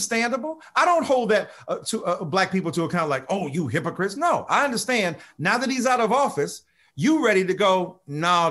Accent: Detroit, Michigan, United States; I'm from Detroit, so I'm a hustler, baby.

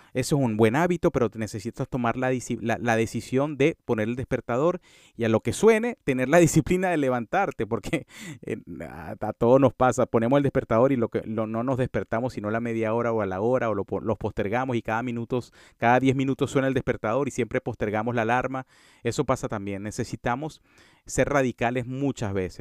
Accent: Venezuela; En mi, en mi, en mi, en Venezuela se le dice monte al césped

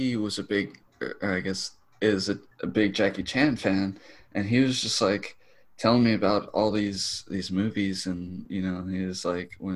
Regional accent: Florida, United States; now in Texas, United States; I was born in Florida

